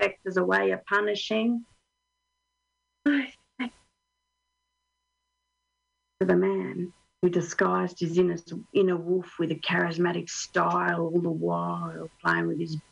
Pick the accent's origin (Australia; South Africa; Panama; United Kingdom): Australia; now in Finland; I'm Australian